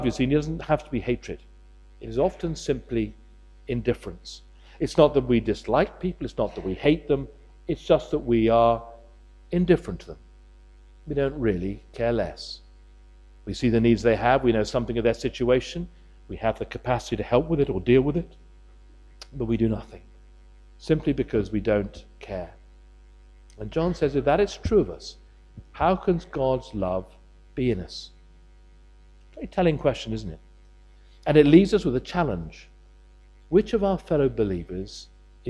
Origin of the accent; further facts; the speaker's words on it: United Kingdom; we're British